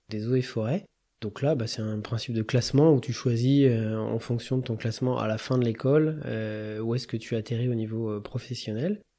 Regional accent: Touraine, Centre-Val de Loire, France; now in Grenoble, France; je suis originaire de la Touraine, mes parents euh, habitent toujours à Tours

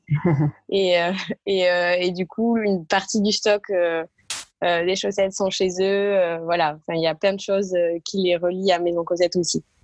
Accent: a small village near Castres, Tarn, Occitania, France; moved away as an adult; now in Paris, France; je suis originaire du sud de la France, euh, dans un petit village du côté de Castres, qui est dans le Tarn

